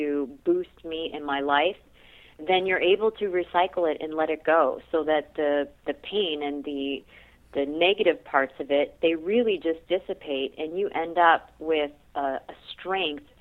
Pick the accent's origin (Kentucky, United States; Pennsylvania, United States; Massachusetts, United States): Massachusetts, United States; Boston; moved away as an adult; now in West Coast, United States; I actually was born in Boston, so I hail from the East Coast. That's where I did all of my schooling